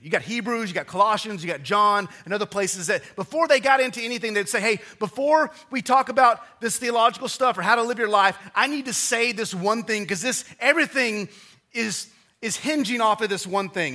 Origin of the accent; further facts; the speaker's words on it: Odessa, Texas, United States; moved away; I grew up in Odessa, Texas